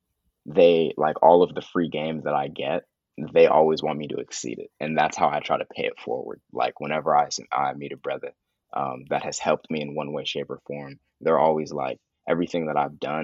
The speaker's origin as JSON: {"language": "English", "area": "the Bay Area", "region": "California", "country": "United States", "tie": "born or raised there", "said": "growing up in the Bay"}